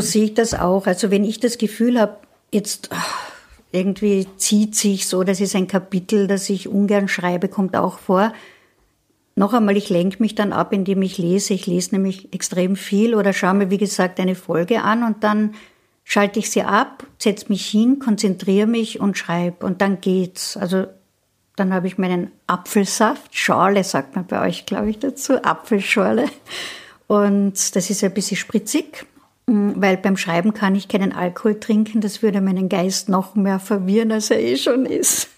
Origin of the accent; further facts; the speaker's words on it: Klagenfurt, Carinthia, Austria; now in Vienna, Austria; es ist mein Geburtshaus. Ich bin nämlich dort geboren worden